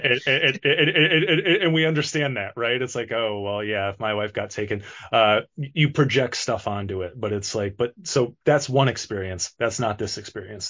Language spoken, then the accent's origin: English; Detroit, Michigan, United States; moved away as an adult; now in Los Angeles, United States; I'm from Michigan. I'm actually from Detroit